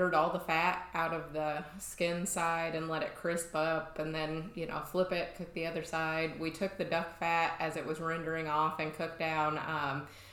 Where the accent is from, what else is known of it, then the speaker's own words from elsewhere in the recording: Belknap, Illinois, United States; I'm from Southern Illinois, little tiny town. I mean, 40, 50 people.